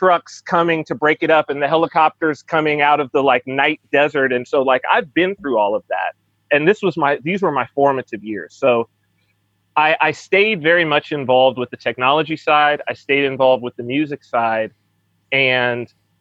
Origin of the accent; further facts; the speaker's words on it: San Bernardino County, Southern California, United States; moved away as an adult; now in Saipan; I was raised in San Bernardino County